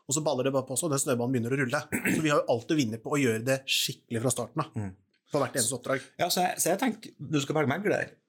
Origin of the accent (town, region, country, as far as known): Trøndelag, Norway; accent: Trøndersk